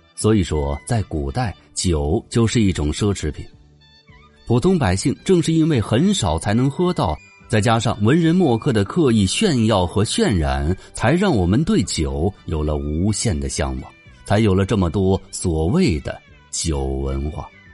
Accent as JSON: {"language": "Chinese", "region": "northern China", "country": "China", "said": "我是北方人"}